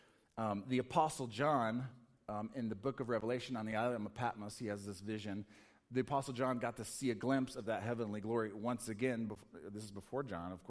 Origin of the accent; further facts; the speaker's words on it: Colorado, United States; I'm from Colorado